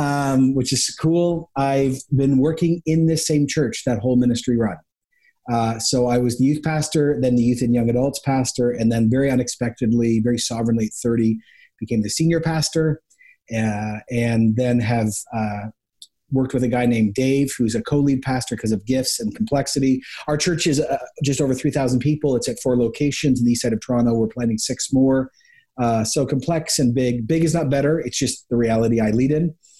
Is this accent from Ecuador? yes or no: yes; Ecuador; I grew up actually in Ecuador in the 80s. So I lived a National Geographic experience before the internet, before globalization.